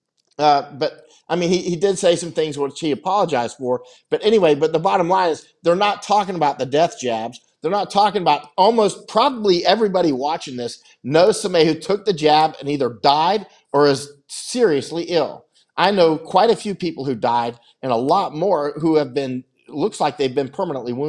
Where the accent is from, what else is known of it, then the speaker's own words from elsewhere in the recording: United States; moved away as an adult; also born or lived in Honduras; I'm as American as it gets